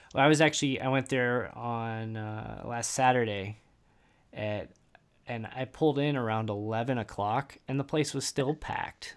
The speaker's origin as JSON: {"language": "English", "region": "Indiana", "country": "United States", "tie": "born or raised there", "said": "I have a birth certificate that says I was born in Indiana"}